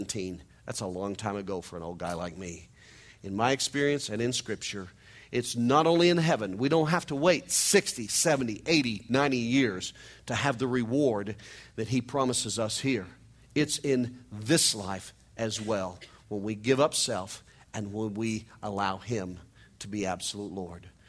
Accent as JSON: {"language": "English", "region": "Missouri", "country": "United States", "said": "I'm a hillbilly from Missouri"}